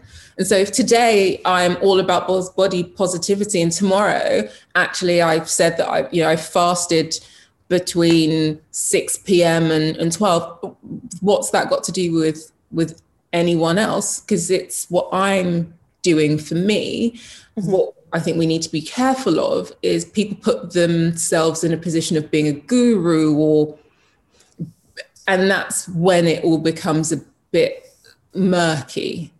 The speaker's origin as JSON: {"language": "English", "country": "Jamaica", "said": "I'm Jamaican. I come from a family of, if you want something, you go for it."}